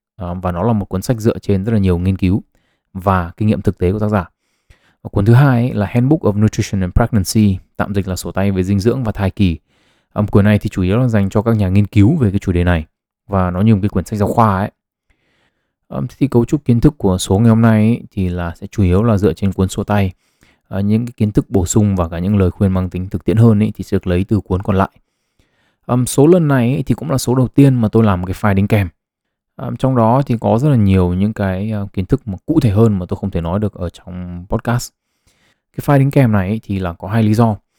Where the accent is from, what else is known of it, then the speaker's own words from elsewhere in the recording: Vietnam; người Việt Nam chúng ta